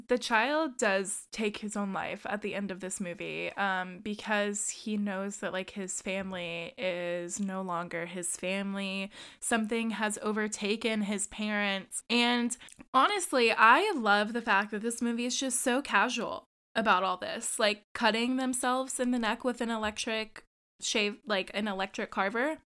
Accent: United States; I'm the American

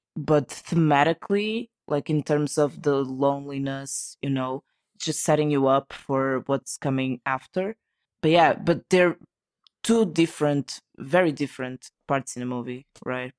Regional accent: Portugal; from Portugal

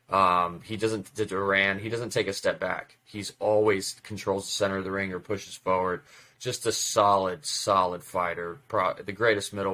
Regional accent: Russia; now in United States; when I immigrated to this country from Russia in '94, my dad and I we watched basketball

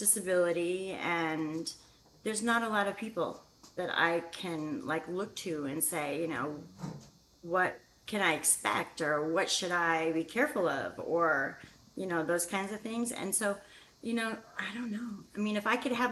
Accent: Whitefish, Montana, United States; moved away as an adult; now in Northern California, United States; I'm originally from Whitefish, Montana

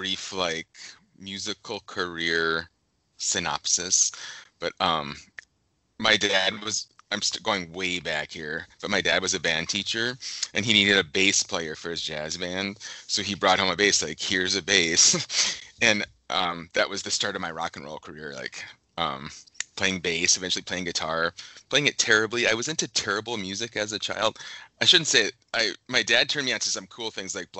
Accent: Grand Forks, North Dakota, United States; moved away; also born or lived in Lake Geneva, Wisconsin / Minneapolis; near where I grew up in Grand Forks, North Dakota

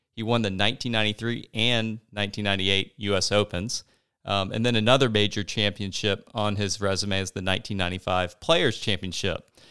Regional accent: Jacksonville, Florida, United States; growing up in Jacksonville

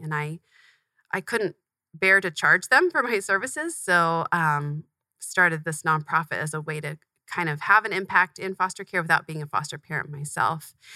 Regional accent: Tempe, Arizona, United States; I grew up in Tempe, Arizona, not far from where we're recording right now. Um, moved here when I was really young, but have lived here ever since

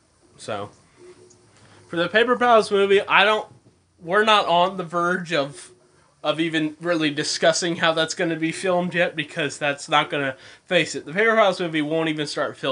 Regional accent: Australia; I'm Australian.

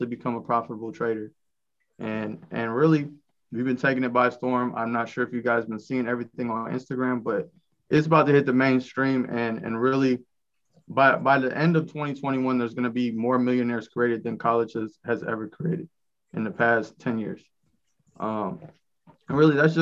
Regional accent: Rockford, Illinois, United States; I'm from Rockford, Illinois

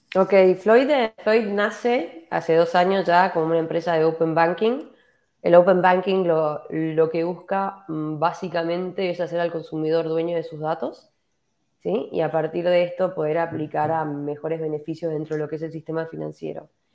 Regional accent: Argentina; moved away as an adult; now in Santiago, Chile; soy de Argentina, estoy viviendo hace ocho años en, Santiago

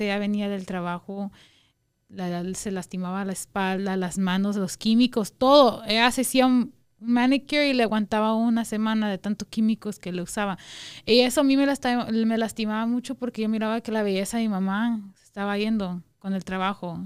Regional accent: Guatemala; also born or lived in Wyoming, United States; now in Las Vegas, United States; Soy guatemalteca, como dijo Jason, nosotros somos guatemaltecos

